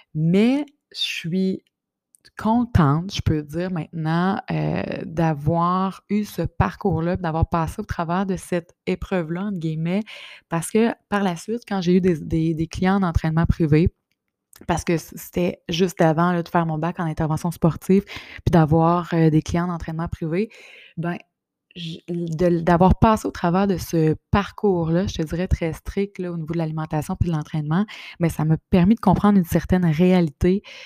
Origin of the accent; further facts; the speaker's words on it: Bas-Saint-Laurent, Quebec, Canada; now in Quebec City, Canada; je suis native du Bas-Saint-Laurent, mais je suis à Québec depuis euh, quand même plus de, 15 ans